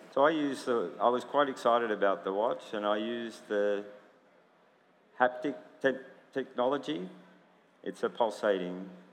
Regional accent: United States; I grew up in America

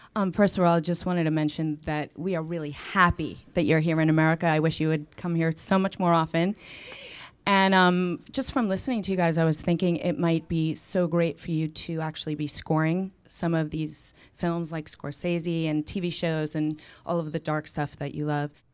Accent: New York City, New York, United States; We're from Staten Island

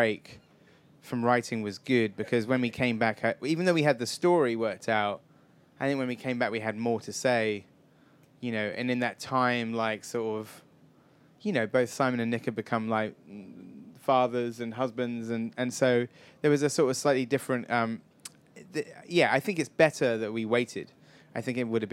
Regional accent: Wells, South West England, United Kingdom; moved away; I come from a little town in Somerset that was also the location for Hot Fuzz, Wells in Somerset

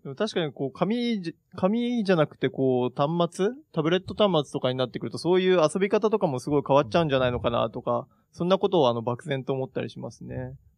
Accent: Komae, Tokyo, Japan; 私、あの、狛江市という、東京の狛江市というところ出身なんですけども

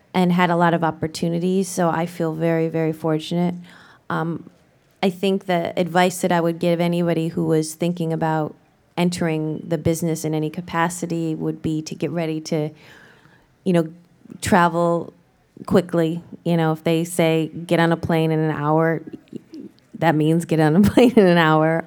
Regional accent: Ohio, United States; moved away; I am from Ohio, born and raised

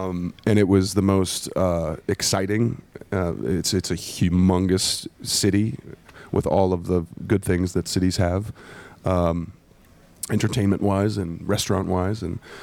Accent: St. Louis, Missouri, United States; the St. Louis Cardinals, which are my team, my hometown team.

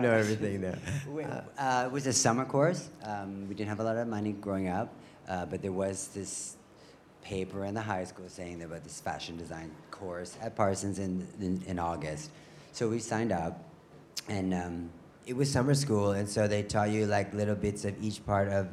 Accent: Canada; growing up in Canada, uh, there's not a lot of fashion around you.

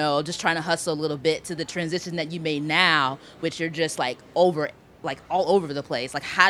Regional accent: Greensboro, North Carolina, United States; now in New York, United States; I'm from North Carolina, as you are, from Greensboro. And I'm here now in New York.

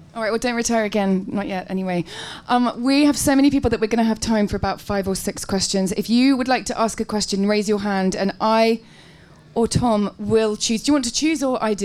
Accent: England, United Kingdom; I'm really English

